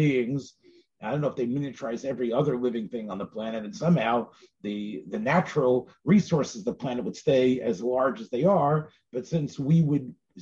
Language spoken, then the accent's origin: English; Tennessee, United States; moved away; people in my neck of the woods where I was raised watched it in Tennessee, but I was obviously out of Tennessee